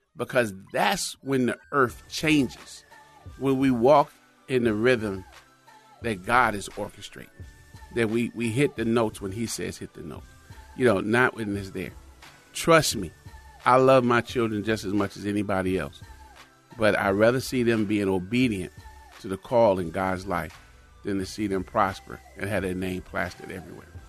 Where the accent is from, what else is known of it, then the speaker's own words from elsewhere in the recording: United States; I'm from America